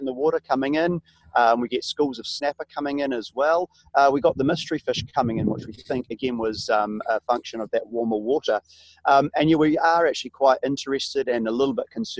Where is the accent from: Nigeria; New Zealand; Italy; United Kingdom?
New Zealand; being a Kiwi, being a New Zealander